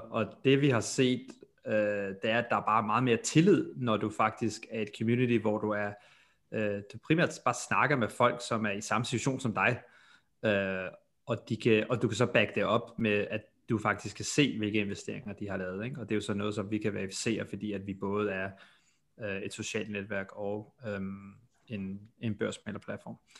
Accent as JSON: {"language": "Danish", "country": "Denmark", "moved": "yes", "lives_now": "United States"}